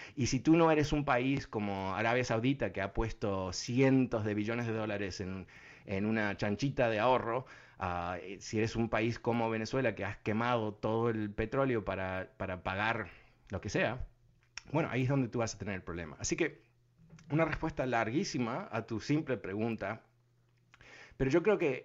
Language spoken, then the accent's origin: Spanish; Uruguay; moved away; also born or lived in Argentina; yo soy uruguayo